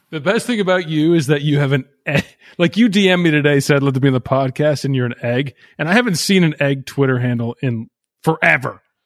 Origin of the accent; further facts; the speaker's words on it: Canada; now in Kentucky, United States; I am Canadian. That's where I'm from.